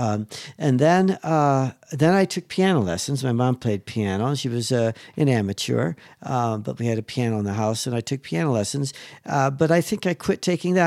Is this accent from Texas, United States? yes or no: no; Chicago, Illinois, United States; I'm from Chicago.